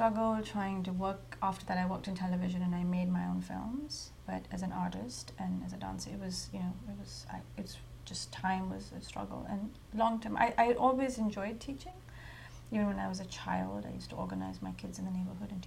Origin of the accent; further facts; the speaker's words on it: India; moved away; when I was growing up in India, I was writing for newspapers